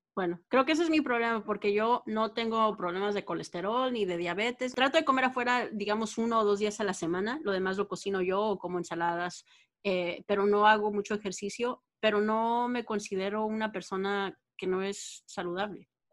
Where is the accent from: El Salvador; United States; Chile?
United States; Texas; now in California, United States; yo soy de Texas también, y cuando me vine aquí a California